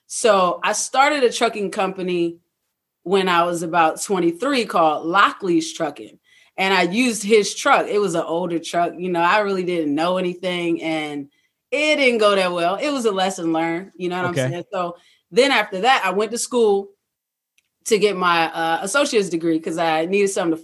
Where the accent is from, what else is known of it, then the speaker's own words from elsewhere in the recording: Middlesex County, Virginia, United States; moved away as an adult; also born or lived in Hampton Roads (757), Virginia; now in Hampton Roads, Virginia, United States; I'm originally from Middlesex County, Virginia, which is a small rural town in Virginia country.